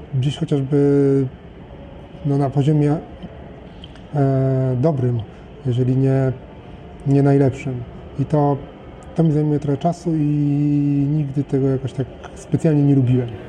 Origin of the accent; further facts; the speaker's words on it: Poland; urodziłem się w, we właściwym kraju, urodziłem się we właściwym czasie